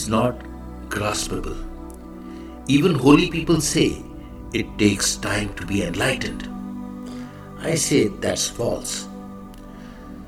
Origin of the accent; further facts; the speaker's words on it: India; I am the Indian monk.